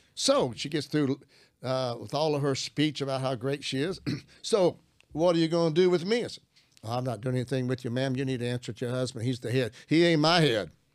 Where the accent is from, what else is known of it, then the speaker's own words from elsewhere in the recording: Arkansas, United States; I'm from Arkansas. I'm a country boy.